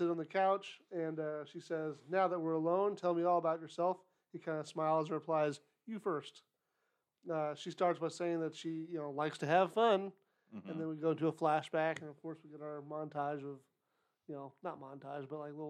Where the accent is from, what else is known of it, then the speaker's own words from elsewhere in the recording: Ohio, United States; born there; Well, technically, I was born in Ohio. I haven't lived there for most of my life.